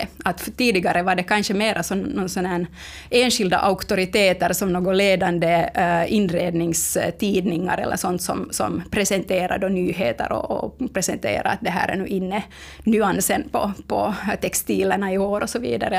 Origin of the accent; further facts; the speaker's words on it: Finland; vi finländare